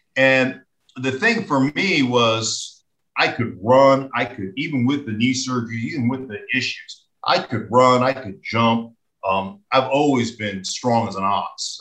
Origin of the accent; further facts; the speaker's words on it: Alaska, United States; moved away as an adult; I grew up in Alaska